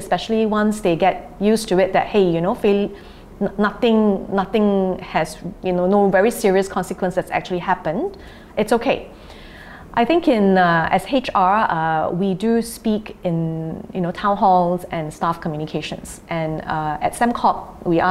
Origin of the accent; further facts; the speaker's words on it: Singapore; we're Singaporean